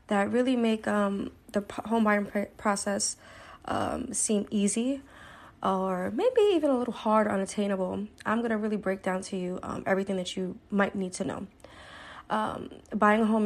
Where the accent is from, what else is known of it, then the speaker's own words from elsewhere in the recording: Brooklyn, New York, United States; now in New Jersey, United States; I am from Brooklyn, New York. I live in New Jersey